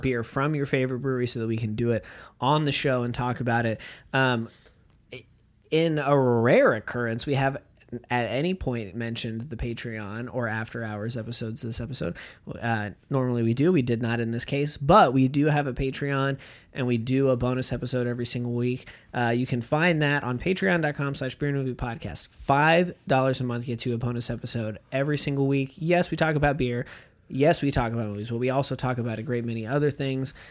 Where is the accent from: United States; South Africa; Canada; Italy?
United States; As an American